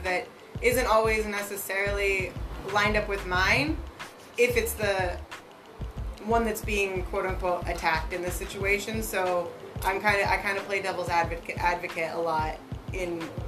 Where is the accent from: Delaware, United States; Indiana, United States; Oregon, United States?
Oregon, United States; Eastern; moved away as an adult; also born or lived in Montana; now in Vancouver, United States; I grew up in Eastern Oregon in a small town